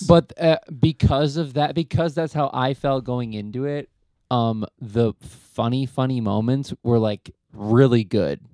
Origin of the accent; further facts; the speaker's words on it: United States; as an American